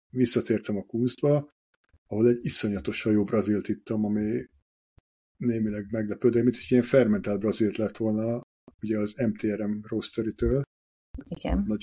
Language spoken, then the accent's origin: Hungarian; Hungary; now in Budapest, Hungary; így mind a ketten vidékről származunk, felkerültük Budapestre, és semmi bajunk nincs a vidékiekkel